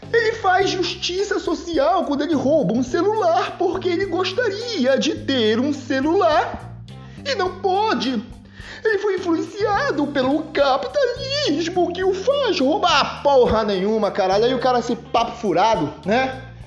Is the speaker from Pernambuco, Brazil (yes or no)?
no; Belém, Pará, Brazil; Para quem não sabe, eu nasci na periferia em Belém, na Terra Firme, na nossa passagem Nossa Senhora das Graças, uma das ruas mais perigosas daqui do, do, do, da cidade, entendeu?